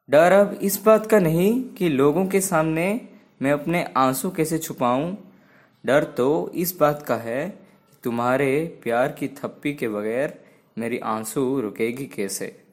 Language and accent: Hindi; Odisha, India; मैं उड़ीसा से हूँ